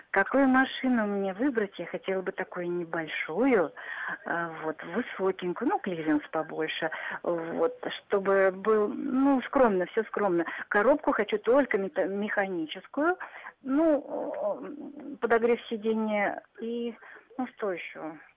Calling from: Astrakhan, Astrakhan Oblast, Russia; Так, я из Астрахани.

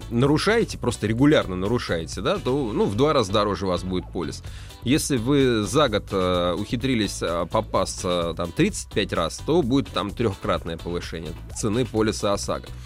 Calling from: Voronezh, Voronezh Oblast, Russia; Ну, не, я как бы из Воронежа {S1} звоню, часто слушаю.

